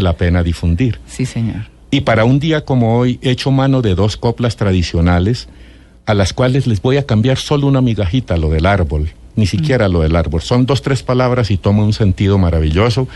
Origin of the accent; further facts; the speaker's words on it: Ráquira, Boyacá, Colombia; soy de Ráquira, Boyacá